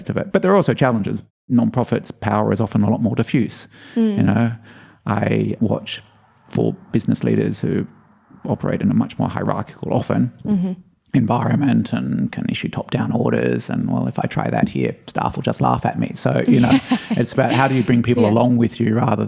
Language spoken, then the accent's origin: English; Australia; I am Australian, but I also have a Belgian passport